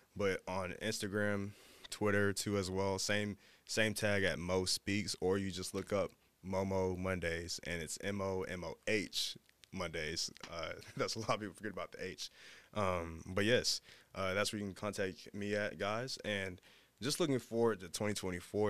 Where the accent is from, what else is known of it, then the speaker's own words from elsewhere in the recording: Dallas, Texas, United States; moved away; I'm from Dallas